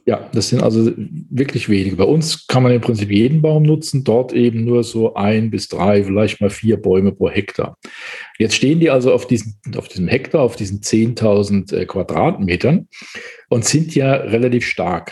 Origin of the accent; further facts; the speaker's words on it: Palatinate Forest, Rhineland-Palatinate, Germany; Ich bin im Pfälzer Wald aufgewachsen